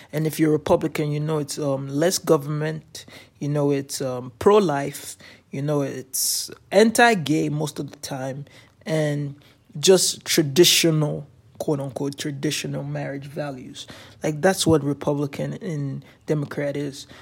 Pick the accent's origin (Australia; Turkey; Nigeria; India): Nigeria; also born or lived in Canada